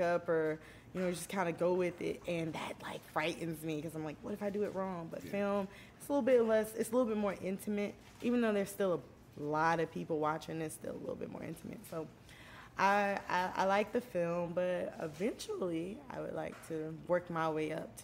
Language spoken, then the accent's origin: English; St. Petersburg, Florida, United States; moved away; I'm from Florida